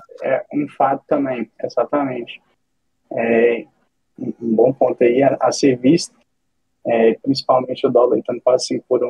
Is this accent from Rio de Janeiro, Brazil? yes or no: no; Minas Gerais, Brazil; now in United States; Eu sou de Minas Gerais, tenho 28 anos, moro nos Estados Unidos